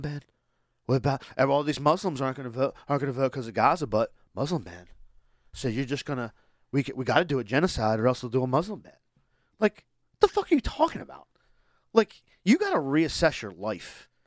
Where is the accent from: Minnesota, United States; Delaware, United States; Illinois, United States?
Delaware, United States; Boxwood; where I grew up in Boxwood